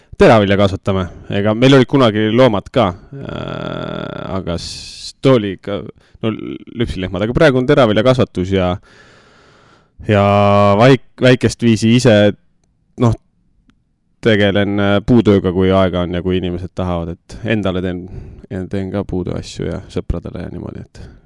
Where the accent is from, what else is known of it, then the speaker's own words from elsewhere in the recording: Nõo, Tartu County, Estonia; ma olen Nõost, Nõokas ikkagi, no selles mõttes jah, kas viiendat, võib-olla isegi rohkem kui viiendat põlve